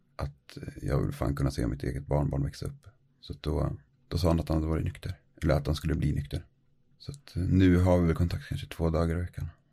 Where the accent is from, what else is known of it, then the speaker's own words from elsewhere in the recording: Norrsundet, Gävleborg County, Sweden; moved away as an adult; also born or lived in Norway; now in Östersund, Sweden; Kommer utanför Gävle. En liten by som heter Norrsunde